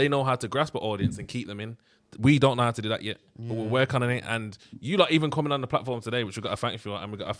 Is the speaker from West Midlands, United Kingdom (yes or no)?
yes; Birmingham, West Midlands, United Kingdom; we come from Birmingham